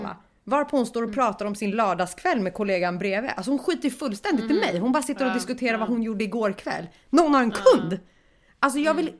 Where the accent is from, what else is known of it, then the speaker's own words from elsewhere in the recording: Stockholm, Stockholm County, Sweden; jag var stockholmare